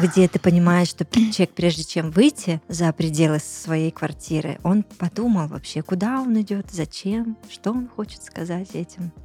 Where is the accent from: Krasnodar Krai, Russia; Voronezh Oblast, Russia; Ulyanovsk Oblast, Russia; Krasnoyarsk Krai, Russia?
Krasnodar Krai, Russia; Tuapse; also born or lived in Russian Far East; потом мы уехали жить в Туапсе